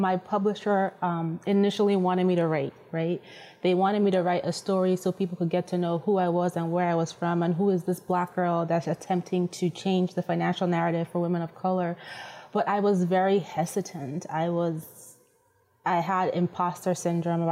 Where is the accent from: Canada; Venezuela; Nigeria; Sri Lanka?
Nigeria; moved away; I'm originally Nigerian, and the language is Yoruba